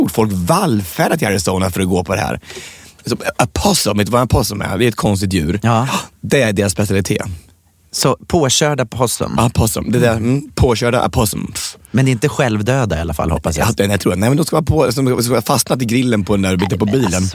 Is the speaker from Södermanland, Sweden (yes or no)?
yes; Södermanland, Sweden; Jag har ju varit i i, eh, i, mycket ute i Sörmland har jag varit och mm. föreläst. I mina hemtrakter?